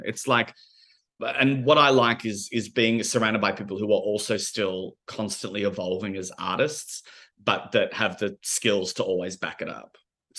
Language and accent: English; Melbourne, Victoria, Australia; we both make queer theatre, we're both from Melbourne, we're both of, like, similar ages